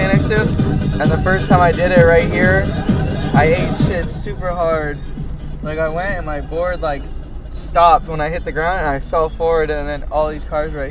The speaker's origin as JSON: {"language": "English", "area": "Orange County", "region": "California", "country": "United States", "tie": "born or raised there", "said": "from my hometown in Orange County"}